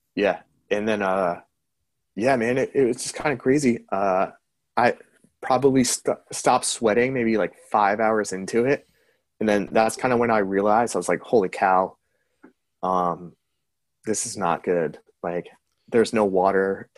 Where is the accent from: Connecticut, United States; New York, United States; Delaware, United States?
Delaware, United States; from Delaware